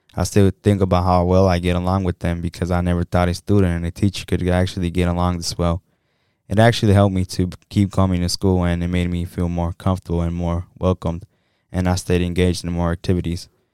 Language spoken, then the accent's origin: English; Saint Paul, Minnesota, United States; I was born and raised in St. Paul